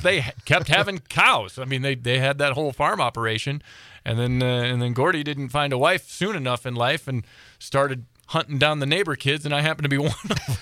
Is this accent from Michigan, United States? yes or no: yes; Southeast Michigan, United States; I grew up in Southeast Michigan